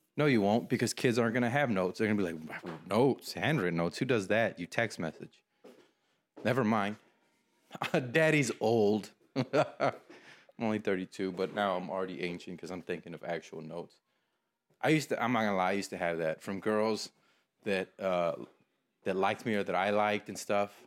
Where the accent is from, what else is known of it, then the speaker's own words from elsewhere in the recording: Texas, United States; I'm from Texas